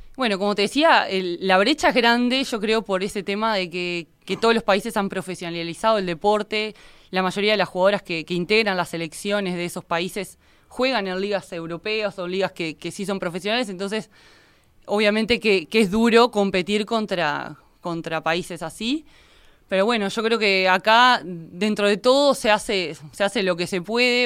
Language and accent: Spanish; Minas, Lavalleja, Uruguay; soy oriunda de Minas